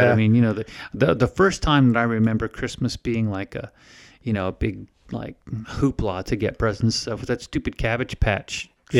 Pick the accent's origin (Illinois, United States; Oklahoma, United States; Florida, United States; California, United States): Florida, United States; Winter Park; I grew up in Florida, so snow and all that, nope, no such thing.